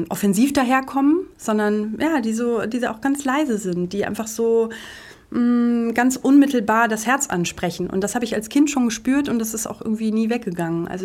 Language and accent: German; Münster, North Rhine-Westphalia, Germany; now in Cologne, Germany; Ich war dann, ich war ganz klassisch erst im Orchester der Musikschule in Münster, wo ich herkomme. Dann war ich im Landesjugendorchester von NRW, dann war ich im Bundesjugendorchester und dann war total klar nach dem Abitur, ich studiere Musik.